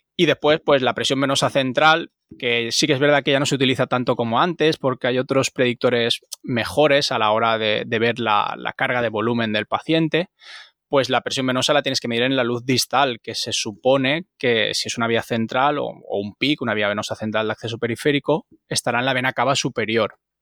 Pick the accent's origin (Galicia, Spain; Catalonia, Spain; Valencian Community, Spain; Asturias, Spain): Valencian Community, Spain; Almenara; un chaval o no tan chaval ya, porque ya uno ya es un poquito viejuno, de un pueblecito de Castellón que se llama Almenara